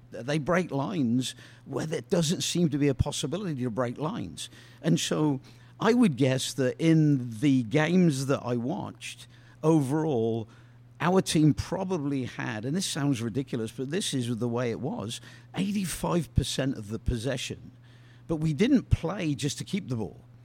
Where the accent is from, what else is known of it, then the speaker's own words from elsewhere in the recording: England, United Kingdom; moved away; playing squash growing up in England